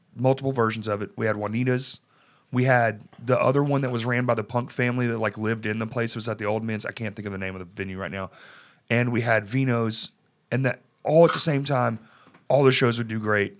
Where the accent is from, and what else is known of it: Dallas, Texas, United States; moved away